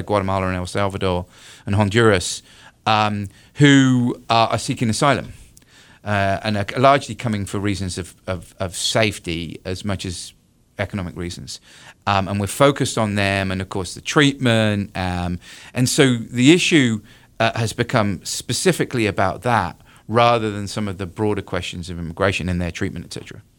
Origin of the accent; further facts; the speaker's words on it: United Kingdom; moved away as an adult; now in North Carolina, United States; I'm originally from the U K.